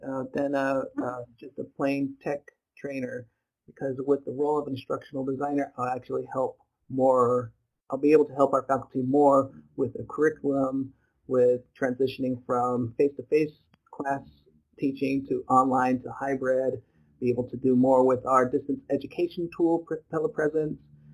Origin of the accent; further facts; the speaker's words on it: New Mexico, United States; moved away as an adult; now in Madison, United States; I'm originally from New Mexico, so I came up here after I got married to my wife, and we've been here for the last 10 years